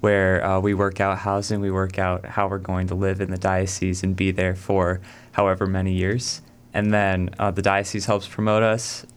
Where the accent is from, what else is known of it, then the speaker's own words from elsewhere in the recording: South Carolina, United States; now in Cleveland, United States; I'm originally from South Carolina.